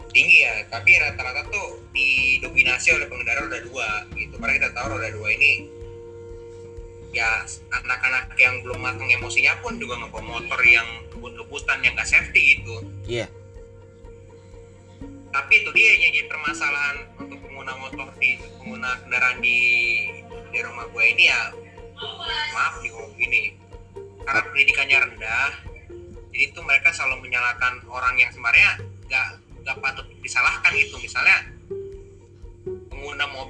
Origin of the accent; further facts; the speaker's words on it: Bogor, West Java, Indonesia; itu di Parung Gunung Sindur eh, pokoknya Bogor pinggiran lah kita orang Bogor pinggiran mepet ke Tangsel